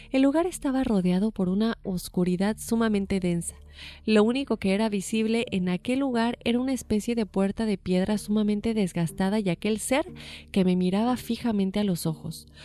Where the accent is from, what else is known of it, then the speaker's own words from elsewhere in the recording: Aguascalientes, Mexico; En ese entonces vivía en San Luis Potosí, sin embargo yo soy originario de Aguascalientes, capital, y mi familia tiene la costumbre de visitar los siete templos durante la Semana Santa.